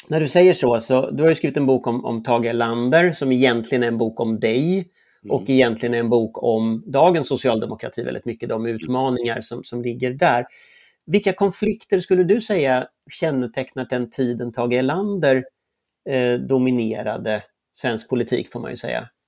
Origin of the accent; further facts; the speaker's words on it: Gothenburg, Västra Götaland, Sweden; Jag kommer från Göteborg.